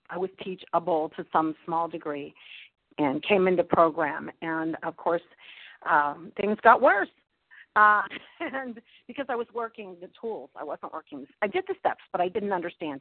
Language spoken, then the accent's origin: English; Pittsburgh, Pennsylvania, United States; I'm from Pittsburgh, Pennsylvania.